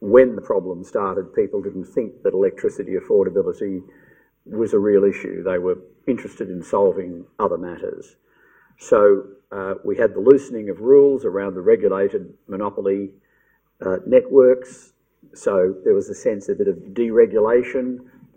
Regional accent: Victoria, Australia; I'm in Victoria, it's my home state

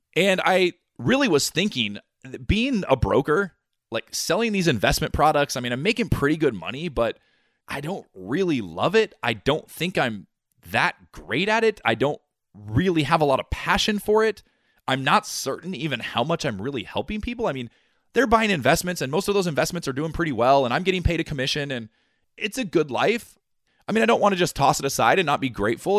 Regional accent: United States; me being born an American

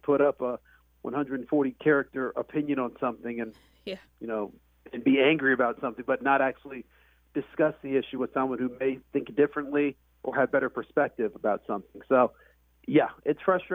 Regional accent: Columbus, Ohio, United States; I was born in Columbus, Ohio

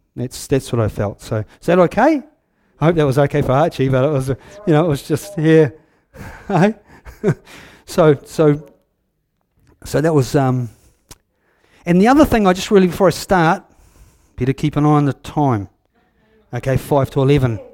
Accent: Huntly, Waikato, New Zealand; I'm from Huntley. I was born up on top of the hill there in nineteen fifty-six

